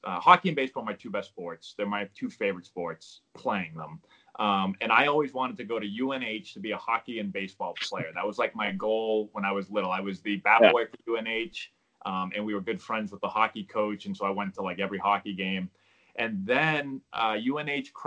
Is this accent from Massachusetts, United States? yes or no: yes; Peabody, Massachusetts, United States; I grew up in Peabody, Mass